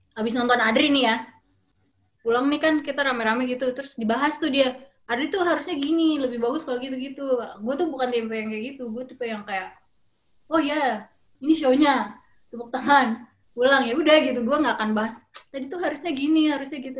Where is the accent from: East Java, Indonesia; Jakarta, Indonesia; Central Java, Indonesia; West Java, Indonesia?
Jakarta, Indonesia; also born or lived in Germany; lahir di Jerman, terus dibawa ke, ke, ke Jakarta, berapa bulan nginep di rumah tante gua di, di Tomang gitu. Eh, udah gitu dapet rumah di Kelapa Gading